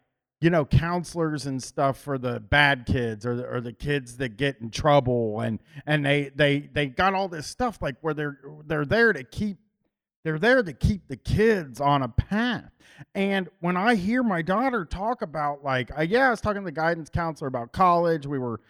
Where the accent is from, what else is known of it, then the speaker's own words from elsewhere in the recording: Groveport, Ohio, United States; growing up in Columbus, and I had moved downtown into downtown Columbus from Groveport. Groveport was only 25 minutes from downtown.